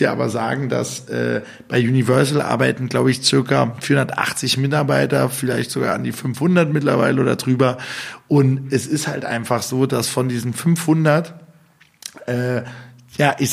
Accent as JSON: {"language": "German", "region": "Berlin", "country": "Germany", "said": "ich war Berliner, ne? Oh, äh, oh, ich war Berliner, ich bin natürlich immer noch Berliner"}